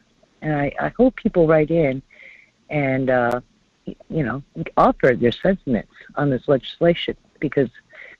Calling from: North Pole, Alaska, United States; in North Pole.

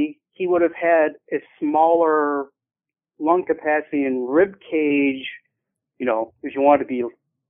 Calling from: Rochester, New York, United States; calling from around Rochester, New York

